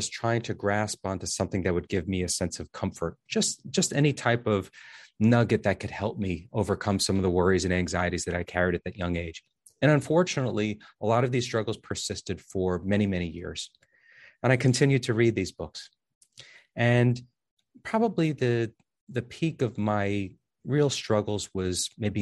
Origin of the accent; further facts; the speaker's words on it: New Jersey, United States; I'm from New Jersey